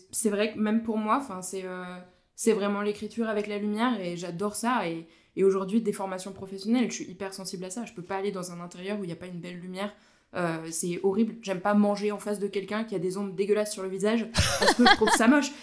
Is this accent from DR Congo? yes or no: no; Vosges, Grand Est, France; moved away as an adult; now in Haute-Savoie, France; je suis originaire des Vosges